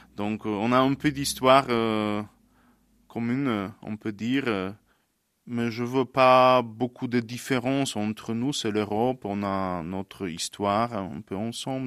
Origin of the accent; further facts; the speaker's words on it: Poland; French is a second language; moved away as an adult; now in Ardèche, France; je suis polonais